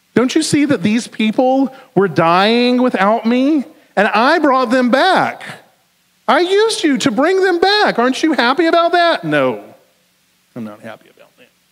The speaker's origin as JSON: {"language": "English", "region": "the South", "country": "United States", "accent": "southern", "said": "my southern accent"}